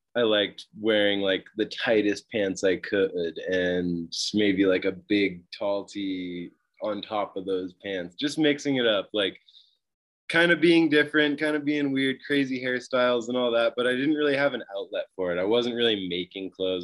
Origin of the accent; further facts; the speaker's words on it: Mount Shasta, California, United States; also born or lived in Utah / Tahoe; I grew up in Northern California in this town called Mount Shasta.